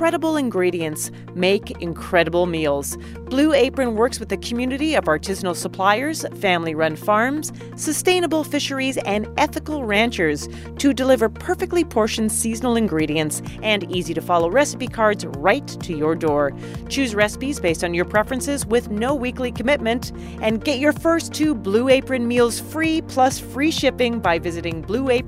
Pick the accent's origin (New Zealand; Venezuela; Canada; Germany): Canada; now in New York, United States; I am from Canada